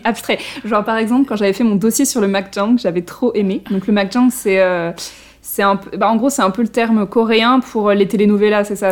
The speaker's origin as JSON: {"language": "French", "country": "France", "said": "en tant que français"}